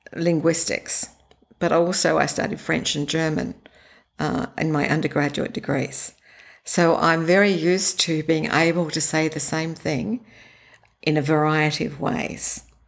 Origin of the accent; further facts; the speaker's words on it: Sydney, New South Wales, Australia; I grew up in Australia in Sydney.